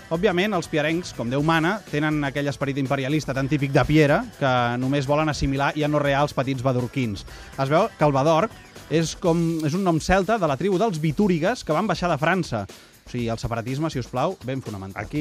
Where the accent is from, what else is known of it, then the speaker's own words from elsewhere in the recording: Barcelona, Catalonia, Spain; Els de Barcelona sempre hem de tenir alguna cosa a dir. I el separatisme que us porto és el del meu barri, Sant Andreu del Palomar. Sant Andreu del Palomar és el barri del cor de la ciutat, diguéssim, el que està allà al cor del districte de Sant Andreu